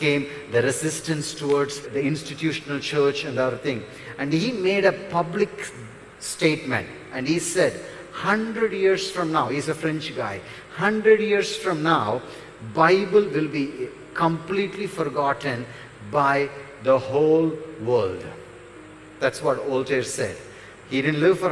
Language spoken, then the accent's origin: English; near Chennai, Tamil Nadu, India; near Chennai. One mark, you know. So South Indian Chennai. Are you Tamil? Of course